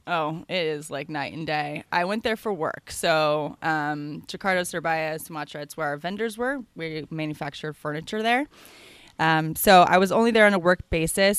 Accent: San Francisco, California, United States; moved away as an adult; now in Bali, Indonesia; I'm from San Francisco, California.

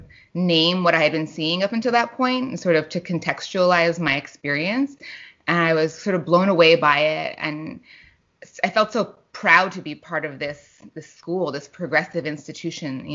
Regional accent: New York City, New York, United States; I grew up in New York City

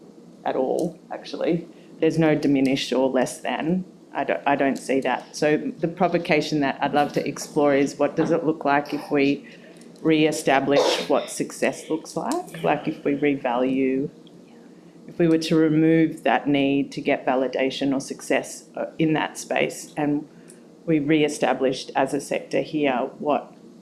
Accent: Melbourne, Victoria, Australia; moved away as an adult; now in Brisbane, Australia; So I'm originally from Melbourne, and I moved to Brisbane 10 years ago.

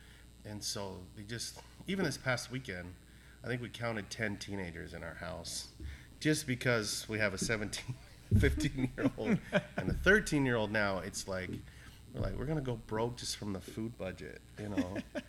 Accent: Harrisburg, Pennsylvania, United States; moved away as an adult; now in Sioux Falls, United States; I grew up just outside of Harrisburg, Pennsylvania.

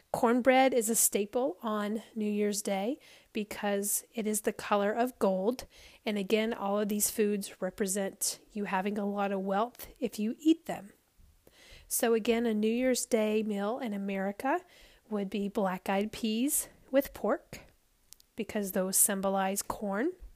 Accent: the South, United States; I grew up in the South

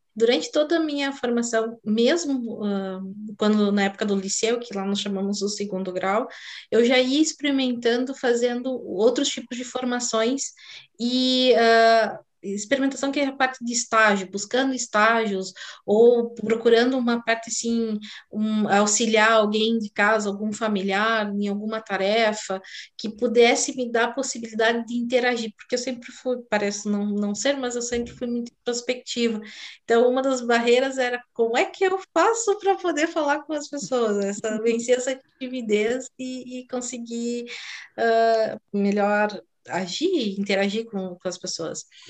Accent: South Region, Brazil; eu sou do sul do Brasil

